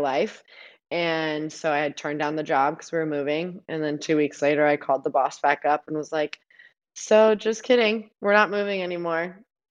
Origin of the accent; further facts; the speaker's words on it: Nevada, United States; moved away as an adult; also born or lived in Arizona; now in New Jersey, United States; I'm from Nevada, but we live in Arizona, but now we live in Jersey